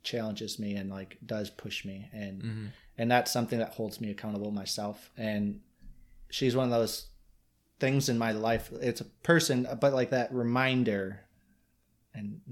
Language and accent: English; Michigan, United States